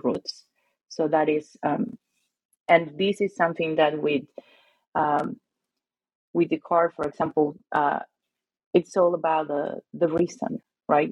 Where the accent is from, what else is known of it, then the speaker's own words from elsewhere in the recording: Lima, Peru; moved away; also born or lived in Arizona, United States; I'm Peruvian and I'm from Lima